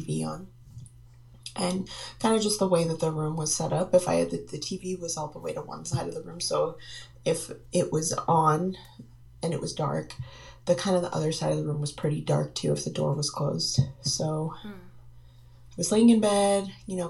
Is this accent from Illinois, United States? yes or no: no; Marlborough, Massachusetts, United States; I'm originally from Marlborough, Massachusetts